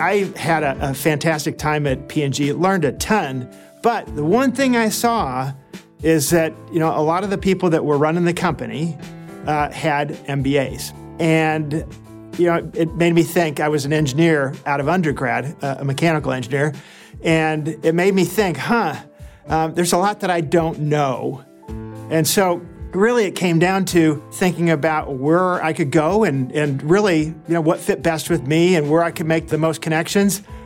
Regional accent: outside of Detroit, Michigan, United States; I grew up outside of Detroit

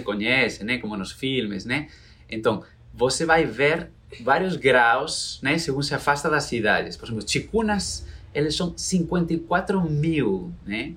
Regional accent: Galicia, Spain; Portuguese is a second language; moved away as an adult; now in Brazil; Sou de Galícia, né? É, da Galícia, onde está o Caminho de Santiago, né? Famoso. Sou galego

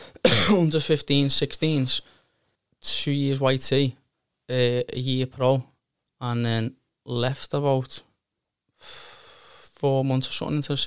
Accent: Liverpool, North West England, United Kingdom; It was different, because I'm a Scouser.

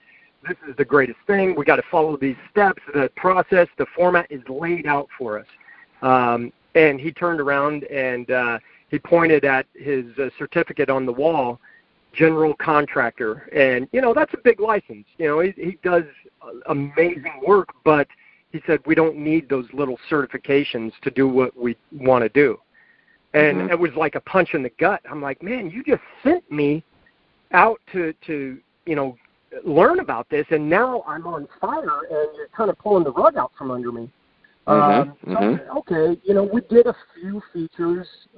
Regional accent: Texas, United States; I grew up that way in Texas

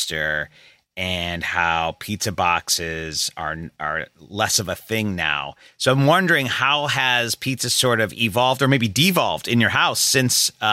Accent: Midwest, United States; I'm from the Midwest

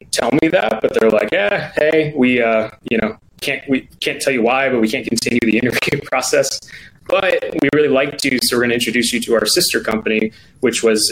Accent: Grayslake, Illinois, United States; I grew up, I went to Grays Lake Schools, which if you are in Chicagoland area, it's about 45 minutes north of the city

